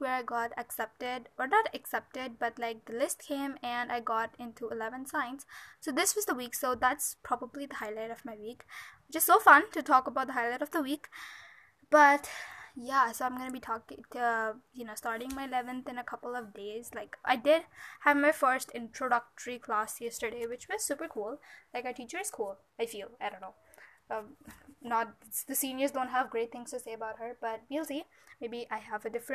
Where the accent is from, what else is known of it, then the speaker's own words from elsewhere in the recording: India; I'm from India